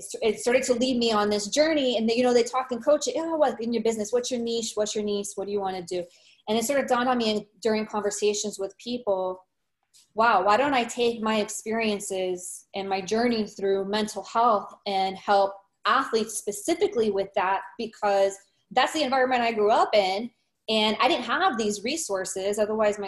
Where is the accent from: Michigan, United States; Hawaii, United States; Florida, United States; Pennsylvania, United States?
Florida, United States; Miami; I'm actually from Miami. I'm born and raised here.